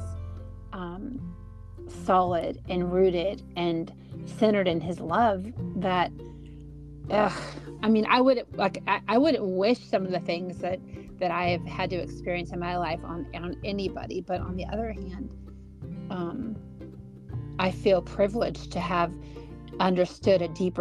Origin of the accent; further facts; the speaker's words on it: California, United States; moved away; if I were to drive from my hometown down to like Los Angeles, because California is so long